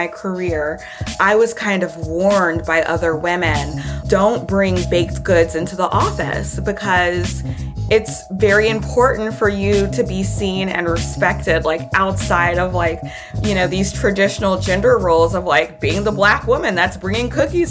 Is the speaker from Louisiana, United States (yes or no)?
yes; Baton Rouge, Louisiana, United States; I was born and raised in Baton Rouge, Louisiana. I'm positive that it's, you know, my Southern Louisiana upbringing